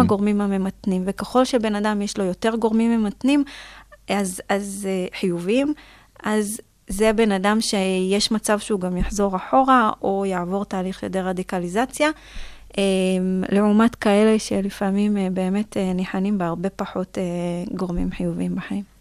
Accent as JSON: {"language": "Hebrew", "country": "Israel", "said": "גם בתור ישראלית"}